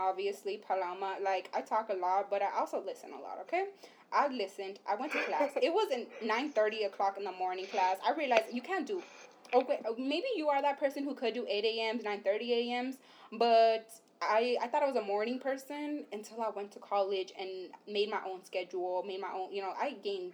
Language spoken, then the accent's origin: English; Los Angeles, California, United States; moved away as an adult; also born or lived in Santa Cruz; we're from East Los Angeles